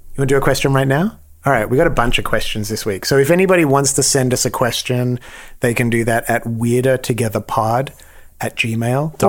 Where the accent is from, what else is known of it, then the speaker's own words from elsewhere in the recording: Australia; now in Los Angeles, United States; I'm Australian